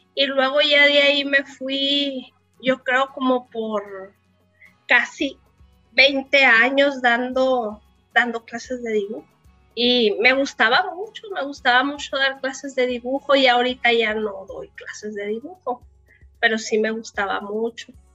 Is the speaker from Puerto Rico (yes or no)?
no; Cananea, Sonora, Mexico; born or raised there; also born or lived in San Luis Río Colorado